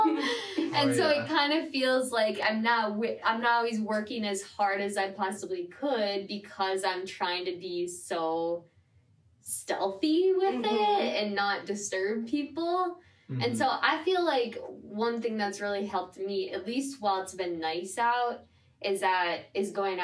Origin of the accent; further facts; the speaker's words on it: Midwest, United States; now in New York City, United States; I'm from the Midwest, and so I've always lived in a little bit bigger spaces than here